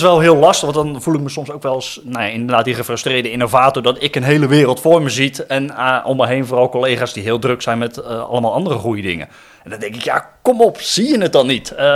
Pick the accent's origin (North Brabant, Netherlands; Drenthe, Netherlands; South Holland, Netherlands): South Holland, Netherlands; Rotterdam; ik kom dan uit Rotterdam